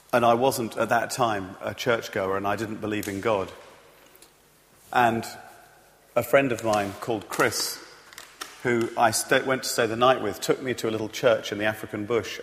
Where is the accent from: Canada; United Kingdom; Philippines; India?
United Kingdom; I'm British